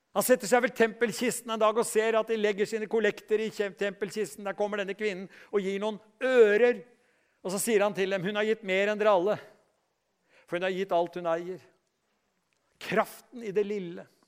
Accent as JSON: {"language": "Norwegian", "country": "Norway"}